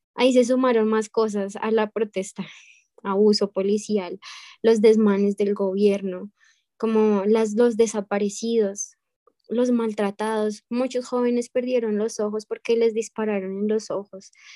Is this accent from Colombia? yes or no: yes; Bogotá, Colombia; now in United States; Yo soy de Bogotá, es la capital